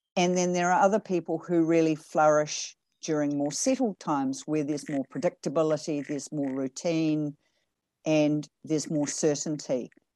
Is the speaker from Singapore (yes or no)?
no; New Zealand; moved away; also born or lived in United States / Canada; I'm a Kiwi, and although I was born in New Zealand, I did live overseas for twenty-five years, and a big portion of that twenty-odd years of that was in the States and in Canada